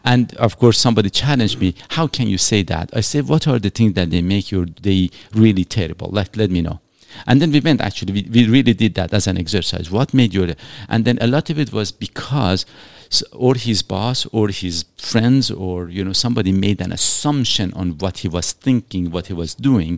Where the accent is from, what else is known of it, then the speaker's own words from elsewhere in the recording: Iran; now in Canada; I was born in Iran